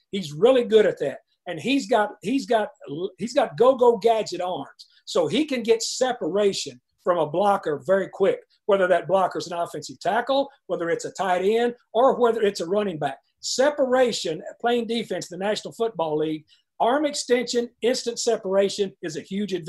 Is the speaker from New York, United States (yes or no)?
no; Texas, United States; where I grew up in Texas, country strong.